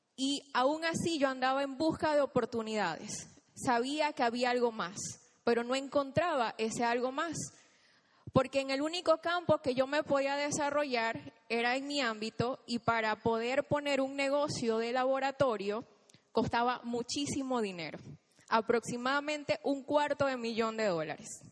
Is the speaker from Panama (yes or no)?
yes; Chiriquí, Panama; moved away as an adult; now in Panama City, Panama; yo soy del interior, soy de Chiriquí, y hace nueve años tomé la decisión de venirme aquí a Panamá